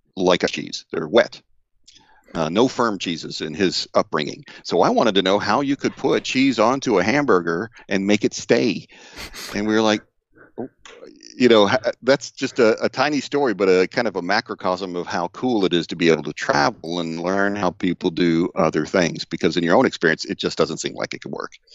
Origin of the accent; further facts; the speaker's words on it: Deep South, United States; I grew up in the Deep South